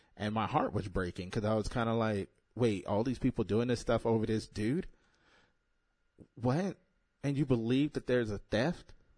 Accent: United States; I'm an American

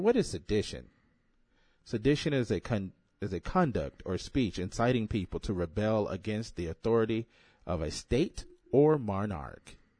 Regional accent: United States; I'm an American

